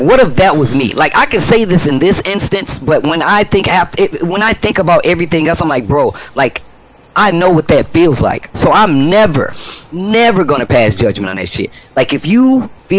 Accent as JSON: {"language": "English", "town": "St. Louis", "region": "Missouri", "country": "United States", "moved": "as an adult", "lives_now": "California, United States", "said": "I come from St. Louis, Missouri"}